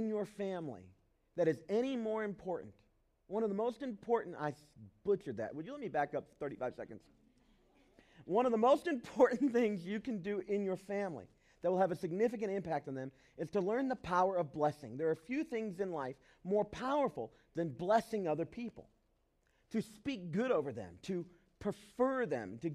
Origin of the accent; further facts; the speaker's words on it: the South, United States; I grew up in the South.